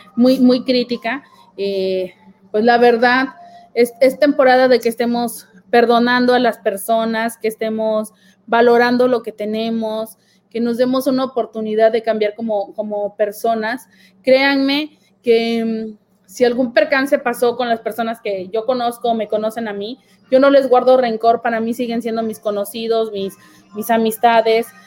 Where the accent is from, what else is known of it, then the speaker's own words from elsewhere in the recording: Nogales, Veracruz, Mexico; yo soy este, de Nogales, Veracruz.